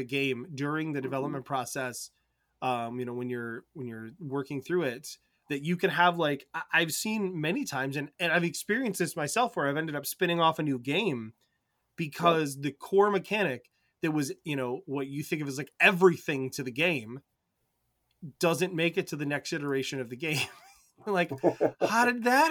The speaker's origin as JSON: {"language": "English", "region": "Michigan", "country": "United States", "said": "I'm from Michigan"}